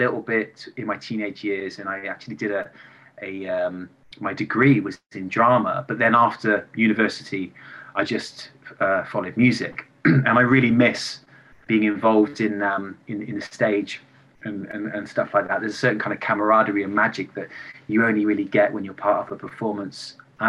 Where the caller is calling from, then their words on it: England, United Kingdom; I'm calling from England and I'm 41 years old. I'm going to turn 42 in March.